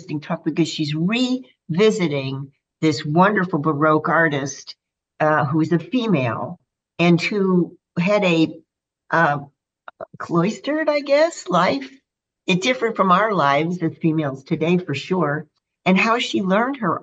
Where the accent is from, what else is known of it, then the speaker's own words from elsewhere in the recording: St. Louis, Missouri, United States; now in Santa Barbara, United States; I grew up in St. Louis